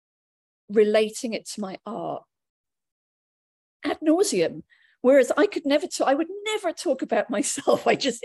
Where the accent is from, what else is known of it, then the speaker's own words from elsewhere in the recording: United Kingdom; I'm British